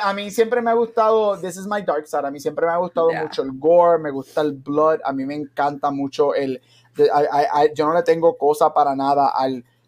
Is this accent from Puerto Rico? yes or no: yes; Aguadilla, Puerto Rico; yo me crié, yo, soy de Aguadilla